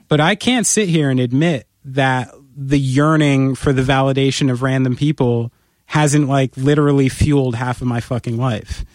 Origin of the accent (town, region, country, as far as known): United States